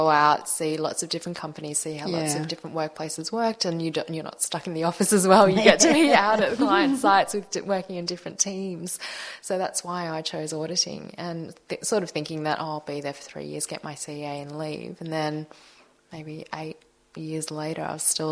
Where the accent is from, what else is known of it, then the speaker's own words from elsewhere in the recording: Melbourne, Victoria, Australia; So I was born in Melbourne, but my parents are Malaysian Chinese